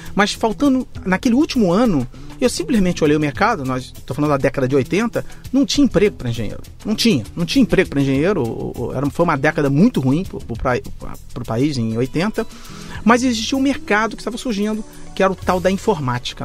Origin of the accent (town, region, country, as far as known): Rio de Janeiro, Brazil; moved away as an adult; also born or lived in Manaus / New York